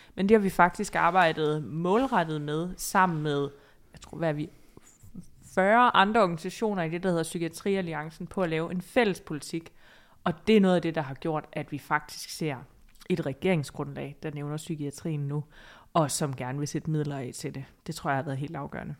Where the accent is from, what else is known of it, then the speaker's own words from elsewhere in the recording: Odense, Southern Denmark, Denmark; now in Copenhagen, Denmark; Jeg er jo fra Odense